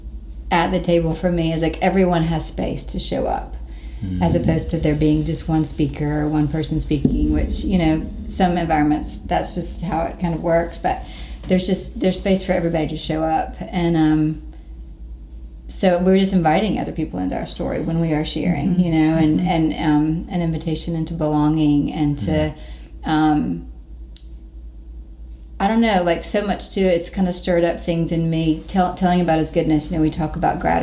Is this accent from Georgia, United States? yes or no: yes; Dublin, Georgia, United States; moved away; also born or lived in Reading; I'm from Dublin, Georgia